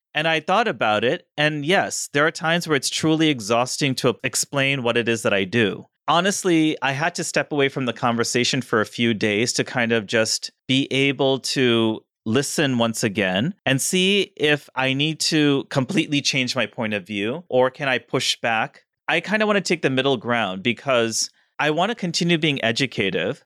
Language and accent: English; Missouri, United States; now in New Jersey, United States; I'm from Missouri